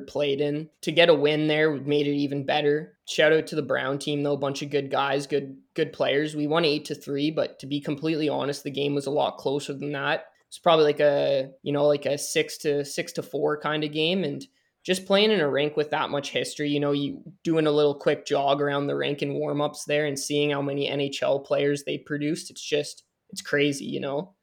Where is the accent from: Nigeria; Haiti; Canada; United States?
Canada; I'm a Canadian